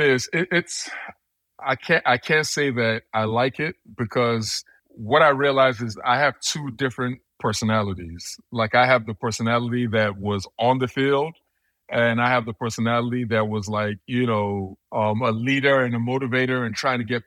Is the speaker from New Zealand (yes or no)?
no; Nigeria; also born or lived in United States; now in London, United Kingdom; I'm from Nigeria. My parents are from Nigeria, so I would usually I would go back to Nigeria all the time